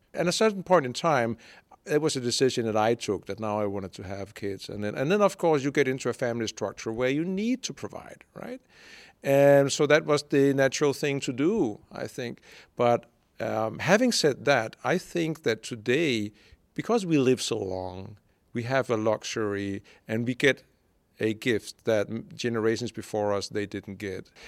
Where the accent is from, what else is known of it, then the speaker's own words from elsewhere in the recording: Denmark; moved away as an adult; also born or lived in Brazil / Hungary / United Kingdom; I'm born in Denmark